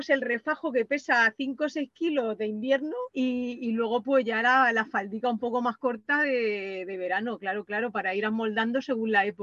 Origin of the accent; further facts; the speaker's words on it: Castilla-La Mancha, Spain; te pregunte de dónde eres, por qué vas así vestido, y ya pues les cuentas un poco que eres de la tierra de Don Quijote